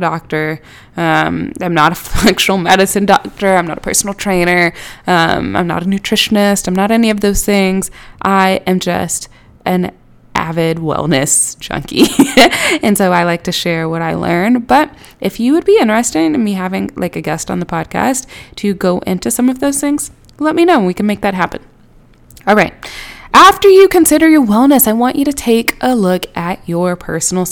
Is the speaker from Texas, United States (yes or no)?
yes; Houston, Texas, United States; now in Atlanta, United States; I am originally from Houston. I live in Atlanta now.